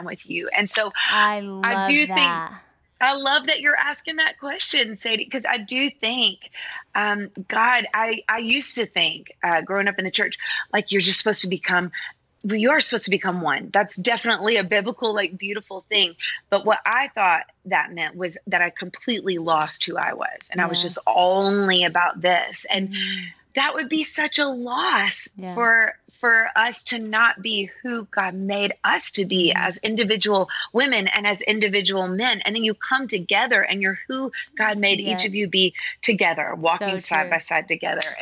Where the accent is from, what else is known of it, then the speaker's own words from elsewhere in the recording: Nashville, Tennessee, United States; I grew up in Nashville in studios.